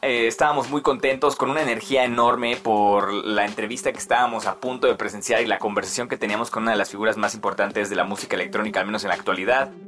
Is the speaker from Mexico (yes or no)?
yes; Mexico; also born or lived in Mexico City; nuestro país